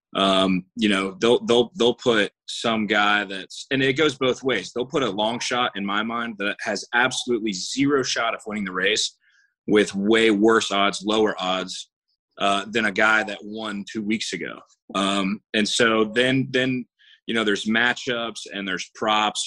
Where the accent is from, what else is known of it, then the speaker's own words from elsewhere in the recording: Jacksonville, Florida, United States; born and raised in Jacksonville.